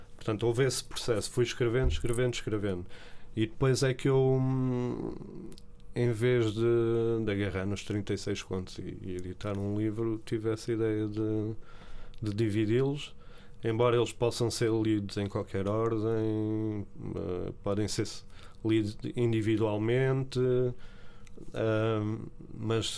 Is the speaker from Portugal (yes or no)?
yes; Barreiro, Setúbal, Portugal; also born or lived in São Paulo, Brazil / Lisbon; no Barreiro sempre vivi lá, e, e São Paulo, que é a minha terra, já lá voltei em adulto